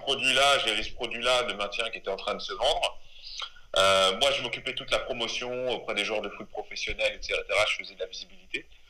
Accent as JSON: {"language": "French", "region": "Normandy", "country": "France", "tie": "born or raised there", "also_born_or_lived": "Les Mureaux, Yvelines / Rouen", "said": "je suis originaire de, de Normandie parce que je suis arrivé très tôt en Normandie. J'étais avant dans les Yvelines au Muro. J'ai eu une enfance là-bas."}